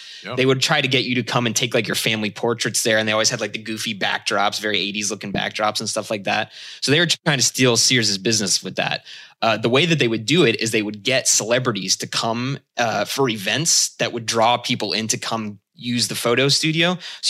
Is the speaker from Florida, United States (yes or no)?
no; Allentown, Pennsylvania, United States; also born or lived in Bethlehem, Pennsylvania; I grew up in the Lehigh Valley in Pennsylvania, Allentown and Bethlehem, Pennsylvania to be specific.